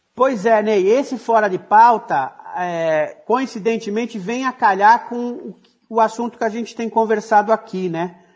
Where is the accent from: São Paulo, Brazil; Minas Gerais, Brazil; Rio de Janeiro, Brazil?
São Paulo, Brazil; also born or lived in Paraná; Eu sou da periferia, nasci, nasci no Paraná, mas passei a minha infância, a minha juventude toda em Guaianazes